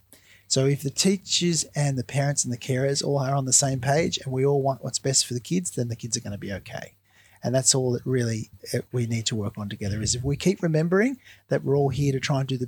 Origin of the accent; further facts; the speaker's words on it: Lismore, New South Wales, Australia; I grew up in northern New South Wales, which at the moment is really affected badly by the flood. So I grew up in Lismore until I was about 12, and then I moved just out of Lismore